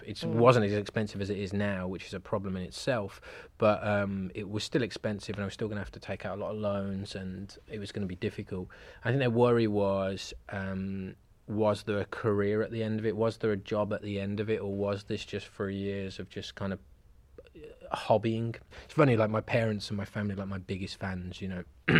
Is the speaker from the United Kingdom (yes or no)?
yes; Birmingham, West Midlands, United Kingdom; moved away as an adult; also born or lived in Cheltenham; now in London, United Kingdom; So I'm from Birmingham originally. Okay. So born and raised not far from Birmingham Airport.